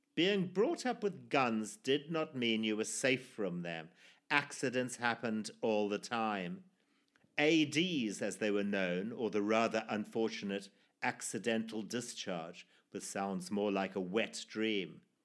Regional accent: Zimbabwe; my life growing up in Zimbabwe, or formerly Rhodesia, in the nineteen sixties and seventies

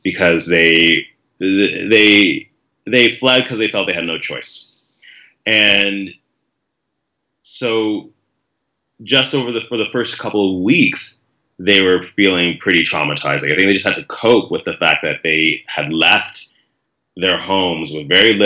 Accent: Canada; as a member of the community who was born in Canada, I realize the amount of privilege that comes with being a Canadian-born citizen

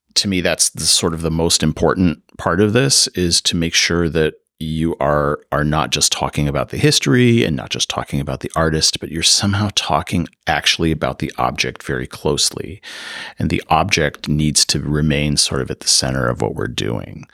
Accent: Chicago, Illinois, United States; moved away as an adult; now in Davis, United States; I grew up in the Chicago area

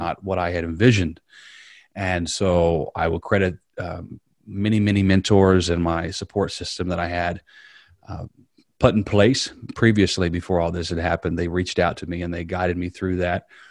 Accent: Southern Indiana, United States; moved away as an adult; now in Riverview; I grew up in Southern Indiana

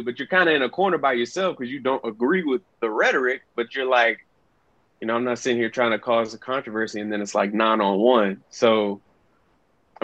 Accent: Deep South, United States; me growing up in the Deep South

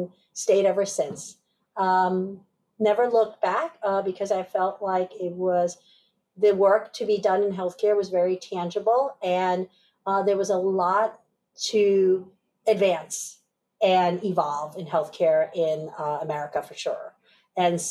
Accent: upstate New York, United States; also born or lived in Taipei, Taiwan / Pennsylvania; ended up settling in upstate New York probably within that year. Grew up and went all the way through high school there

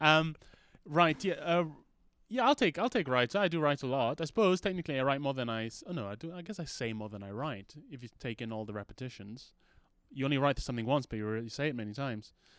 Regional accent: Malaysia; moved away; also born or lived in United Kingdom; when I was growing up in Malaysia, I was called, uh, Orang Putih

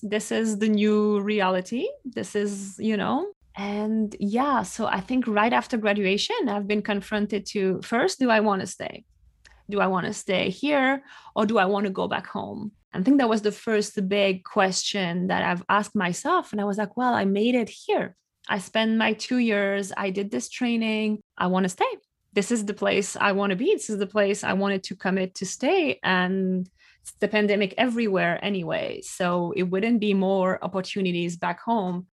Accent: west coast of France, close to La Rochelle, Nouvelle-Aquitaine, France; now in New York City, United States; I'm from France, uh, from the west coast of France, close to La Rochelle. Uh, and right now I'm based in New York City

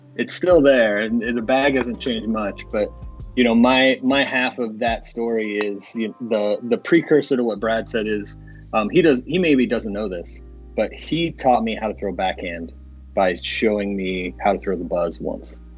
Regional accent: northern Indiana, United States; I grew up northern Indiana. I, I live kind of in uh, southeastern Indiana, kind of around the Indianapolis area um, now.

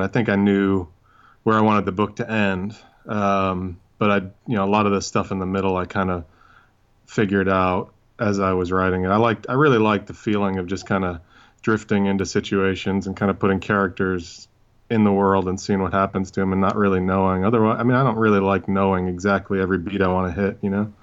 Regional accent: New York City, New York, United States; when I was growing up, I mean, in, in Brooklyn in, uh, the eighties and nineties

